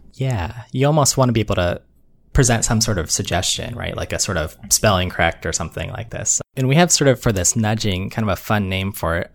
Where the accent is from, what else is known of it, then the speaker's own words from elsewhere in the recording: Northeast Ohio, United States; moved away as an adult; now in Massachusetts, United States; I grew up in Ohio, uh, Northeast Ohio